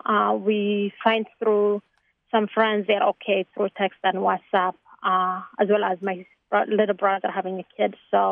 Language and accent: English; Tigray, Ethiopia; now in Chicago, United States; I'm from Tigray.